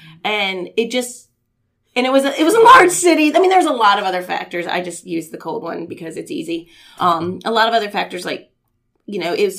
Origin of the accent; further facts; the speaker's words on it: Indiana, United States; also born or lived in Houston; We're from the Midwest. I'm originally from Indiana.